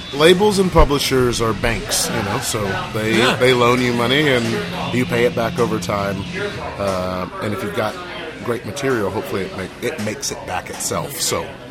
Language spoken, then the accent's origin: English; Goose Creek, South Carolina, United States; when I travel, I tell people I'm from Charleston because yeah. they understand that way more than Goose Creek